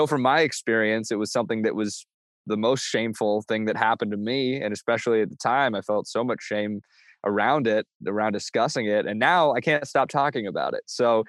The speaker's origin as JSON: {"language": "English", "town": "Bainbridge Island", "region": "Washington", "country": "United States", "said": "Again, I'm from Bainbridge Island close to Seattle."}